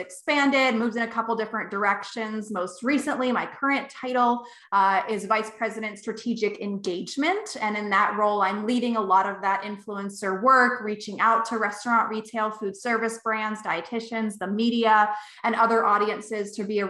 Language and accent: English; Maryland, United States; moved away; also born or lived in Ohio; I'm from Maryland originally. I grew up with a dairy background